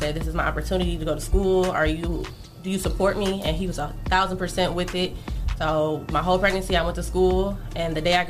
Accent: Detroit, Michigan, United States; Yeah, I'm from Detroit, but I didn't go to Detroit public schools. My dad kept me in the suburbs.

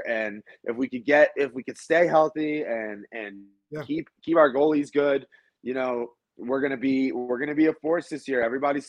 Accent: Wayne, New Jersey, United States; moved away as an adult; now in Colorado, United States; So I am from New Jersey. I grew up in Wayne, and I lived there for 18 years of my life.

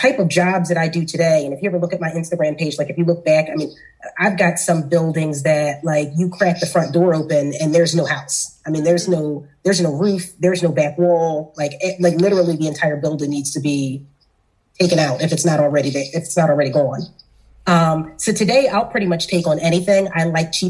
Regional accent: Philadelphia, Pennsylvania, United States; I'm from South Philly. I'm from the hood

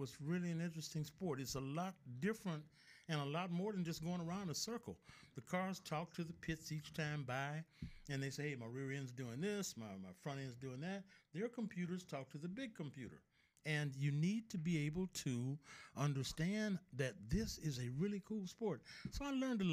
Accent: Mobile, Alabama, United States; also born or lived in Detroit; I was born and raised in Africatown

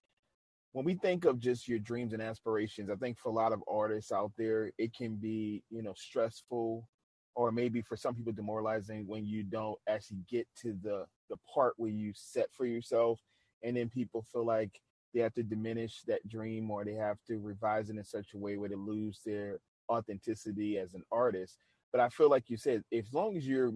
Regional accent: New Orleans, Louisiana, United States; I'm from New Orleans

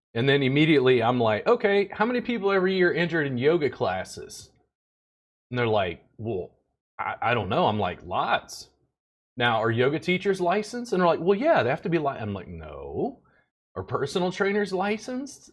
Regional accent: Louisiana, United States; now in Texas, United States; I'm from Louisiana. I live in Texas

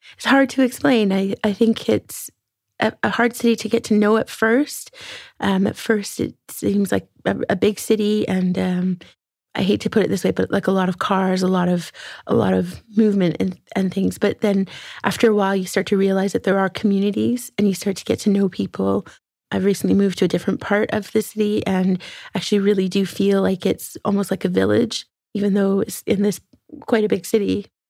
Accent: far northern Alberta, Canada; growing up in Western Canada and, uh, some remote regions

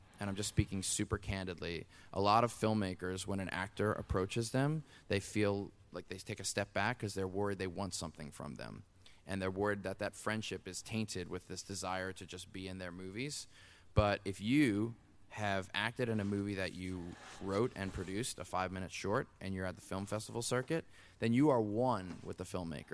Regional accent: New Orleans, Louisiana, United States; we grew up in New Orleans

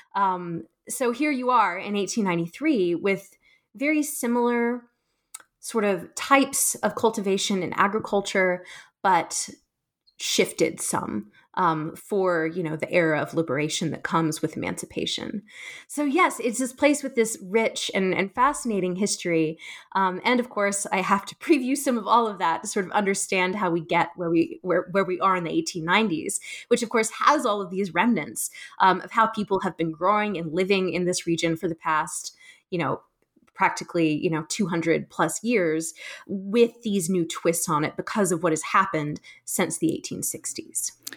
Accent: South Carolina, United States; I, I grew up in South Carolina, um, so I'm from the state

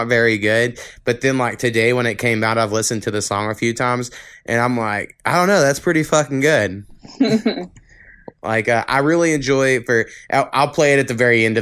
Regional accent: Oklahoma, United States; where I grew up like 4 miles above the state line of Texas and Oklahoma.

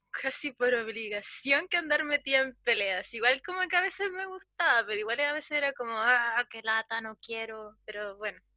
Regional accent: Chile

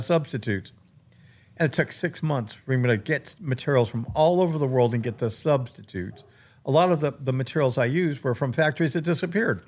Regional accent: Maine, United States; my life growing up in Maine

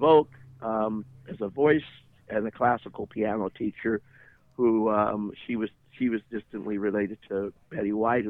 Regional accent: Midwest, United States; I was raised in Christian Science. I was from the Midwest. I'm biracial. I'm part German, Norwegian, and African American, Apache, Blackfoot, and Sumac Indians, Scotch, Irish, and French. And a little bit of English

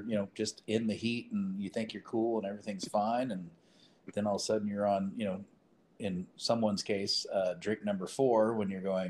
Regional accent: Northern California, United States; I grew up in Northern California

